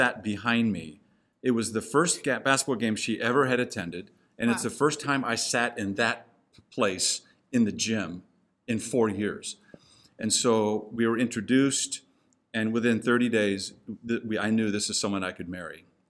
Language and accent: English; Hong Kong; moved away; I grew up in Hong Kong